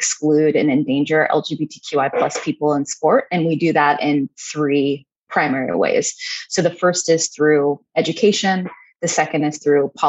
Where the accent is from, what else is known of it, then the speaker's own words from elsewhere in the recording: Pittsburgh, Pennsylvania, United States; now in Brooklyn, United States; I grew up in Pittsburgh, Pennsylvania.